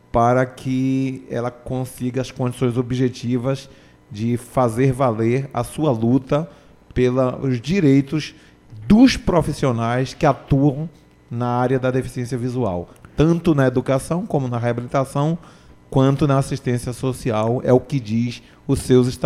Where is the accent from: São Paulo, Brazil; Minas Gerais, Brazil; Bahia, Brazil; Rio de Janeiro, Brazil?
Bahia, Brazil; Eu vim da, da Bahia, eu sou de uma família de cinco